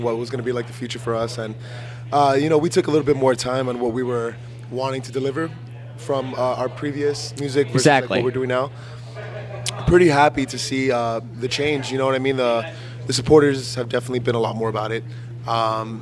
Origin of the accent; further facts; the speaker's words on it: Miami, Florida, United States; now in Fort Myers, United States; I'm from Miami, so more 305